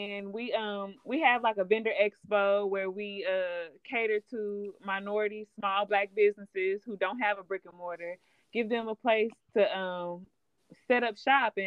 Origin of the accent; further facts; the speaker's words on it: Clarksville, Tennessee, United States; born and raised in Clarksville. Haven't lived anywhere.